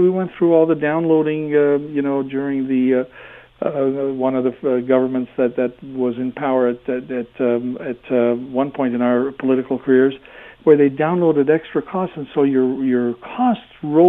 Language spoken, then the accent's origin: English; Hamilton, Ontario, Canada; when I was growing up in Hamilton